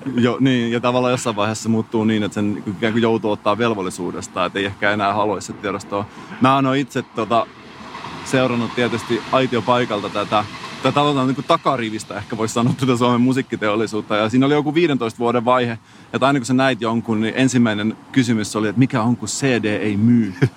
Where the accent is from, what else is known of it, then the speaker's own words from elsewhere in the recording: Salo, Southwest Finland, Finland; accent: Turku dialect; mä oon Salosta